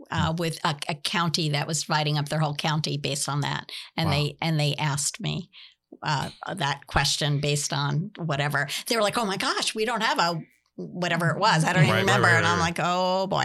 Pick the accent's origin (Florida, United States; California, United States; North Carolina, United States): Florida, United States; we're from Florida. Right. It's like this every day.